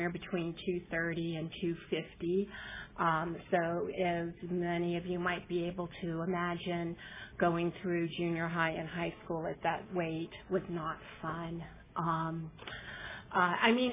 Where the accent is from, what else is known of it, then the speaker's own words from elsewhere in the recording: New Orleans, Louisiana, United States; now in Long Beach, United States; I'm originally from New Orleans, Louisiana